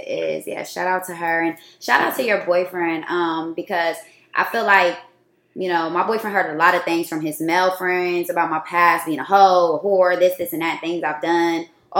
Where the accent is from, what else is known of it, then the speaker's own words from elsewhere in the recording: Columbus, United States; And it would be my friends that I grew up with in Columbus.